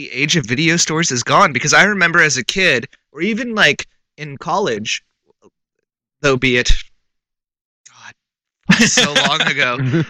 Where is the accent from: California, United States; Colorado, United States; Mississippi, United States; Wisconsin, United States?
California, United States; I'm from California.